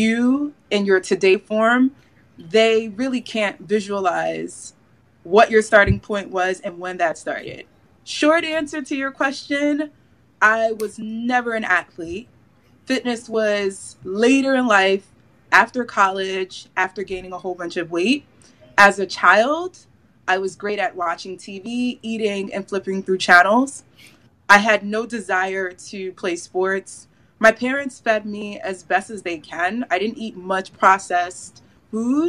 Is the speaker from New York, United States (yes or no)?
yes; New York City, New York, United States; I'm from Staten Island, New York